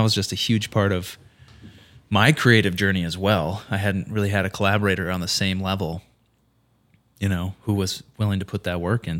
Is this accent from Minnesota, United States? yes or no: yes; Fergus Falls, Minnesota, United States; moved away as an adult; now in St. Paul, United States; I grew up in Fergus Falls, proud Fergus Fallian